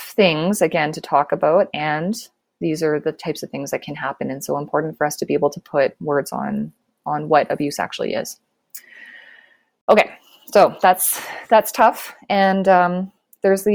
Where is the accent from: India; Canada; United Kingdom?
Canada; So I am Canadian